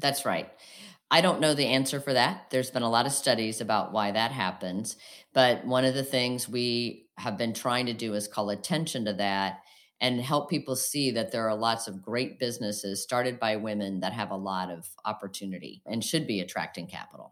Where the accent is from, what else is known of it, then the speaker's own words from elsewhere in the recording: outside of Springfield, Illinois, United States; also born or lived in Saint Louis; we grew up outside of Springfield, Illinois, so downstate, as they say.